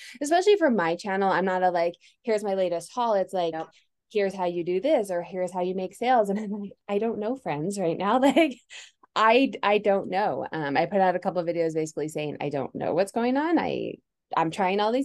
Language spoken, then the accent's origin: English; Denver, Colorado, United States; I'm from Denver, still live here